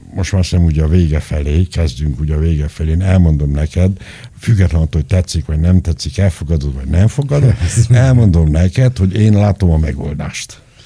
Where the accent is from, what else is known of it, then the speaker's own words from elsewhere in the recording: Nagyzerind, Arad County, Romania; moved away; also born or lived in Chișineu-Criș; Nagy Zerinden, ahol én születtem, pontosabban szóval Kisenőbe születtem, a kórházba, de Nagy éltem 12 éven át